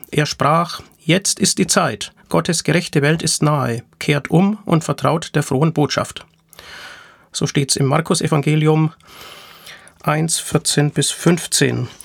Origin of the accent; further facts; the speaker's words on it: Nuremberg, Bavaria, Germany; der von 7. bis 11. Juni 2023 in meiner Heimatstadt Nürnberg stattgefunden hat